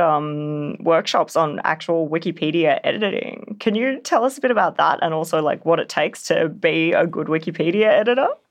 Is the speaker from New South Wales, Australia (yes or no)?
no; Canberra, Australian Capital Territory, Australia; my hometown in Canberra